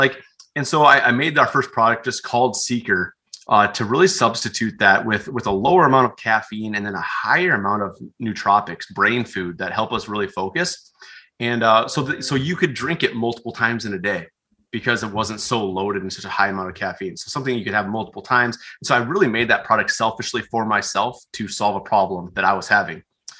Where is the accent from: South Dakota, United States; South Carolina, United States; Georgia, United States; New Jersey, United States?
South Dakota, United States; I grew up out in Western South Dakota, Central and Western South Dakota.